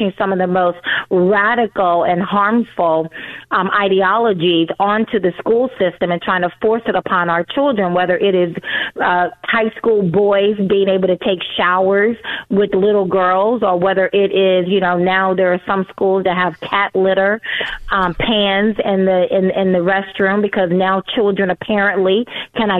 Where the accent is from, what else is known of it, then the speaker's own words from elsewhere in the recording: Deep South, United States; I grew up in the Deep South